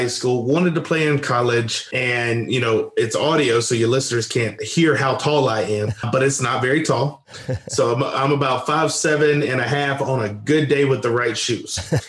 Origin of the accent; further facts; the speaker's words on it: West Monroe, Louisiana, United States; moved away as an adult; grew up in a small town in Louisiana. And so if your listeners are familiar with Duck Dynasty, that's my hometown